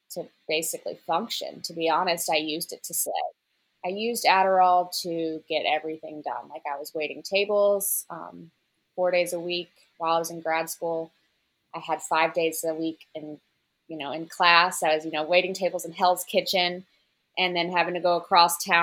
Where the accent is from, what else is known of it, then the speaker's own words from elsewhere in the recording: Memphis, Tennessee, United States; moved away as an adult; also born or lived in New York; So, I'm from Memphis, Tennessee, home of the blues.